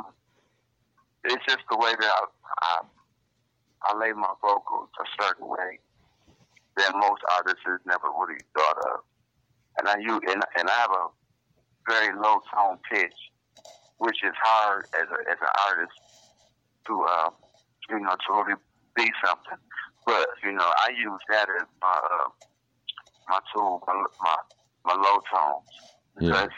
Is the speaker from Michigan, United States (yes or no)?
yes; Grand Rapids, Michigan, United States; I'm from Grand Rapids, basically. Representing the 616.